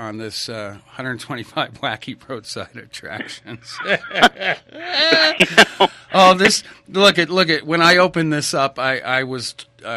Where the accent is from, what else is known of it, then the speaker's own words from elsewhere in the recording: New England, United States; moved away as an adult; now in Idaho, United States; I grew up in New England, and I came out to Idaho 30 years ago.